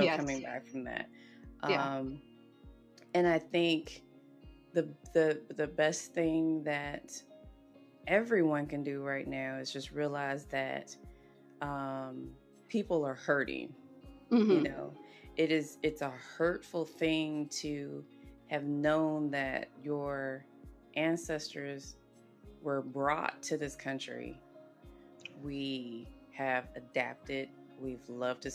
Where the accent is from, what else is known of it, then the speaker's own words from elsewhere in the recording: South Carolina, United States; growing up, I grew up in South Carolina